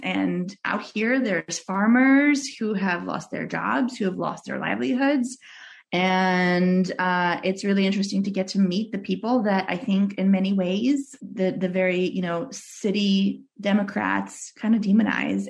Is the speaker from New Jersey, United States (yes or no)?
no; New York City, New York, United States; English is a second language; moved away as an adult; also born or lived in Russia; now in Pennsylvania, United States; We moved right to Brooklyn